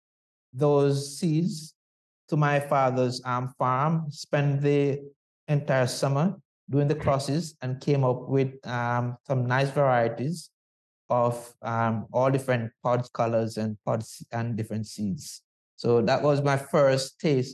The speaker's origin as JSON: {"language": "English", "country": "Jamaica", "tie": "born or raised there", "moved": "yes", "said": "growing up in Jamaica"}